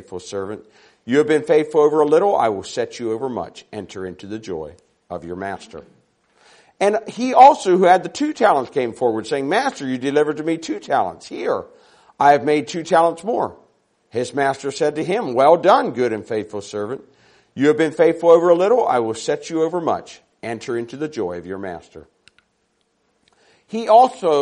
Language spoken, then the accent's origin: English; Maryland, United States; now in Sacramento, United States; I'm from Sacramento, California. We live right in the middle of the city in Sacramento. Now, I grew up on a dairy farm in Maryland